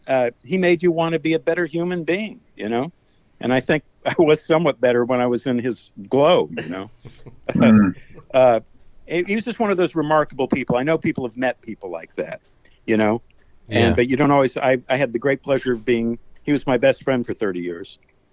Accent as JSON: {"language": "English", "town": "Tampa", "region": "Florida", "country": "United States", "tie": "born or raised there", "also_born_or_lived": "Portland, Oregon / Europe", "moved": "as an adult", "lives_now": "Tampa, United States", "said": "My hometown is Tampa, Florida, where I grew up, and I'm back for my brothers."}